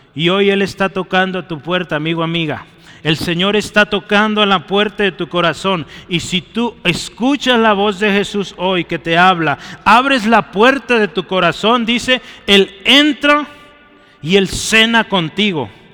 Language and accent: Spanish; Mexico; lo que somos lamentablemente como mexicanos